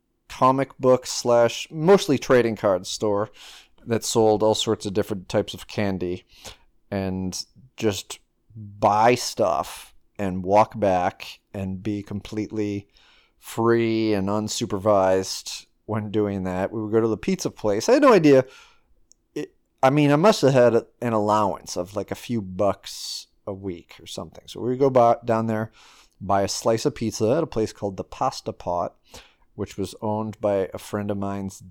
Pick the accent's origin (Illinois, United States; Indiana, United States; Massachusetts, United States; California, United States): Massachusetts, United States; Woburn; Well, I grew up in a town called Woburn, Massachusetts. I was born in a town that also begins with a W, called Winchester, Massachusetts, at a hospital.